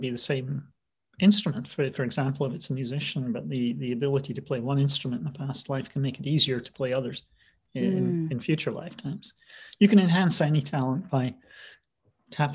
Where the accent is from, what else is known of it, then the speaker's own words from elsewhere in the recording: Scotland, United Kingdom; moved away as an adult; also born or lived in London / Pacific Northwest; now in United States; I was raised in Scotland